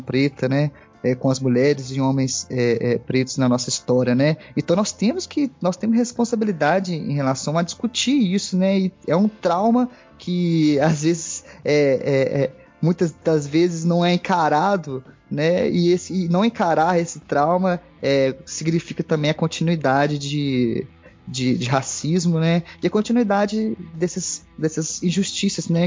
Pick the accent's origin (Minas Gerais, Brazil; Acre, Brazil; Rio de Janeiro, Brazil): Minas Gerais, Brazil; Divinópolis; also born or lived in Belo Horizonte / Contagem / São João del-Rei; nasci em Belo Horizonte, morei em outras cidades, Contagem, passei a maior parte da minha vida em Divinópolis